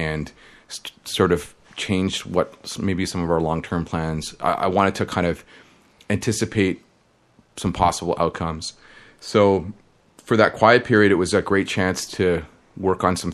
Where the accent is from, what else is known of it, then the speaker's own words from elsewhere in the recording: Toronto, Ontario, Canada; I grew up in suburbs of Toronto called Scarborough